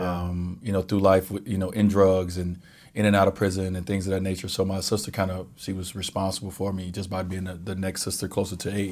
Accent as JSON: {"language": "English", "town": "Chicago", "region": "Illinois", "country": "United States", "tie": "born or raised there", "moved": "yes", "said": "I grew up in Chicago"}